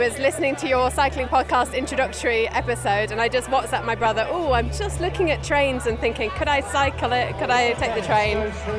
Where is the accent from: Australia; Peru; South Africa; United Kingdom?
United Kingdom; now in Brussels, Belgium; we're British. I live in Brussels.